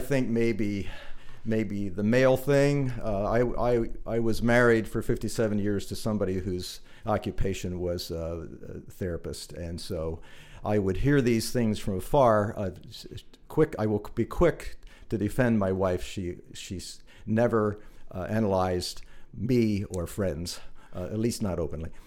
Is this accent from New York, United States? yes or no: no; New Holland, Pennsylvania, United States; also born or lived in Blue Ball; I was born in New Holland. I spent all of my growing up years in New Holland and Blue Ball